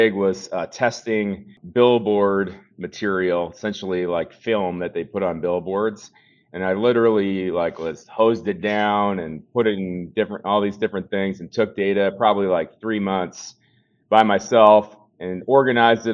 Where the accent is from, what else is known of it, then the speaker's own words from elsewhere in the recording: Bloomington, Minnesota, United States; I grew up in Bloomington, Minnesota